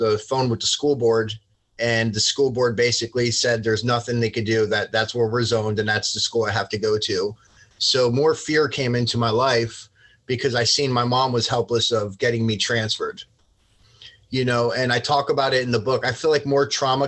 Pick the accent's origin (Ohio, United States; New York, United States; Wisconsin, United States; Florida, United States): Florida, United States; Port St. Lucie; born or raised there; also born or lived in Long Branch, New Jersey